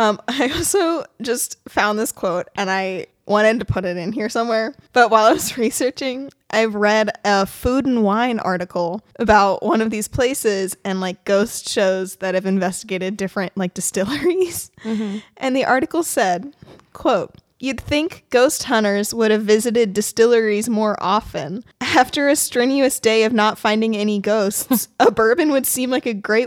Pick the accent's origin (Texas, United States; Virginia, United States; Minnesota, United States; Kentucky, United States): Kentucky, United States; moved away; I'm from Kentucky.